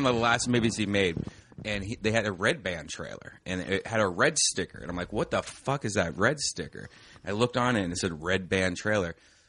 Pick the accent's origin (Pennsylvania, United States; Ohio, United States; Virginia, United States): Ohio, United States; Growing up in Ohio